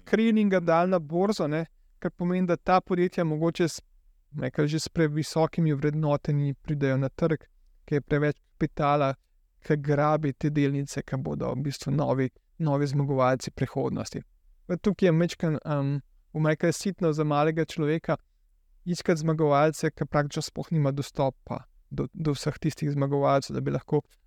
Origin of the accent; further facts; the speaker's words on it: Slovenia; also born or lived in Canada; Jaz sem bil študent iz Slovenije